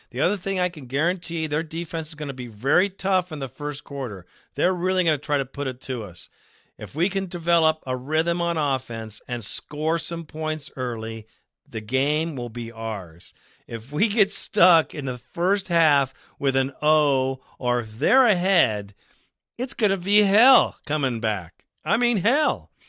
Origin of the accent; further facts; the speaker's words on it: Chicago, Illinois, United States; I'm from Chicago and that's where when Shoop was uh, run out of town, of course.